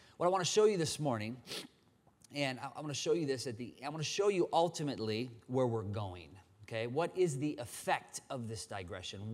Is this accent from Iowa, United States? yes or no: yes; Dubuque, Iowa, United States; moved away; was born and raised in Dubuque